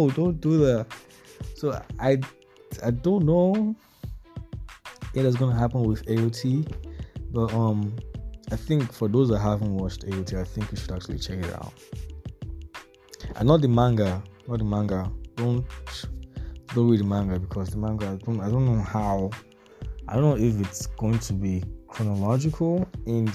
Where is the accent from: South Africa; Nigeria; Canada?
Nigeria; as a Nigerian